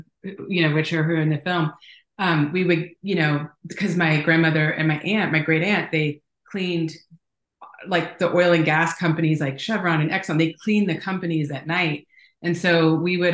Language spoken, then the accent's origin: English; Houston, Texas, United States; moved away as an adult; also born or lived in Los Angeles; I'm from Houston. I'm seventh generation Houstonian